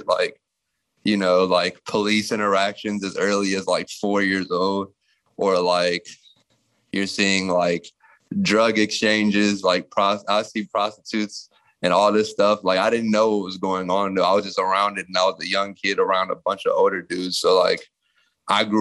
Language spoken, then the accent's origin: English; Takoma Park, Maryland, United States; also born or lived in Washington, District of Columbia, United States / Prince George's County, Maryland; I was born in Tacoma Park, Maryland. Was raised out there. Which is like on the borderline of DC and Maryland